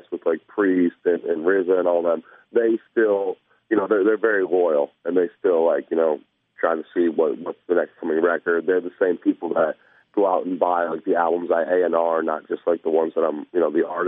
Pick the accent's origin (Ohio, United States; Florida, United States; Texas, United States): Ohio, United States; Toledo; moved away; I was from Toledo and really, held like Toledo as a soft spot in my heart. So I eventually would come back to Toledo like once a month